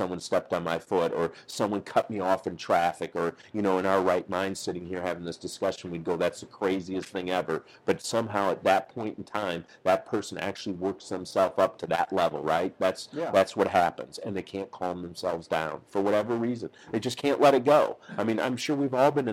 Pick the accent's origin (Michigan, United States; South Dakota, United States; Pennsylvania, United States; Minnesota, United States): Minnesota, United States; St. Paul; moved away as an adult; now in Kansas City, United States; So when I grew up in St. Paul, Minnesota